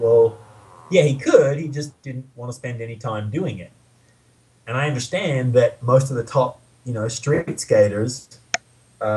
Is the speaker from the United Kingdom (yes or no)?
no; Brisbane, Queensland, Australia; moved away as an adult; also born or lived in Sydney; I grew up in Brisbane, in Queensland.